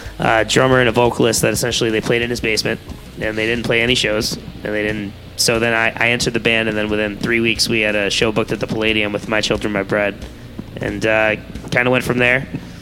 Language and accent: English; Ashburnham, Massachusetts, United States; also born or lived in Dorchester, Massachusetts; I was born in Dorchester, then I ended up in Ashburnham, so I'm actually local, too.